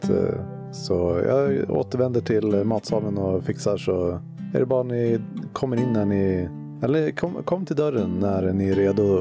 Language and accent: Swedish; Norway; Det är för att jag är från Norge.